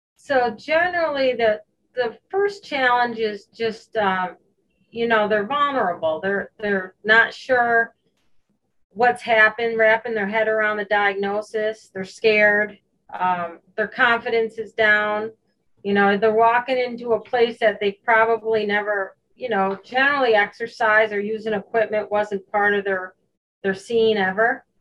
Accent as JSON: {"language": "English", "town": "Hoosick Falls", "region": "New York", "country": "United States", "tie": "born or raised there", "said": "I grew up in Hoosick Falls, New York."}